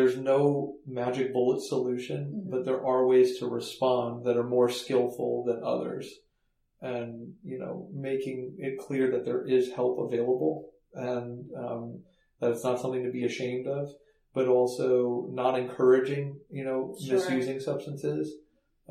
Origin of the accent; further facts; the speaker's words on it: Palo Alto, California, United States; moved away as an adult; also born or lived in Baltimore; I was one of those kids that was kind of sheltered growing up in Palo Alto